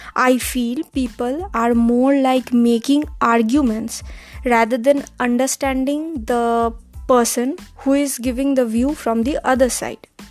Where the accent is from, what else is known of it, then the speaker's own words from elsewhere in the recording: India; Being Indian in origin